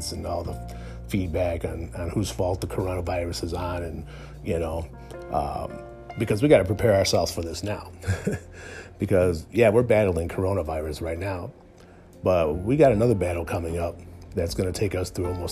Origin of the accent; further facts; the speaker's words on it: United States; as an American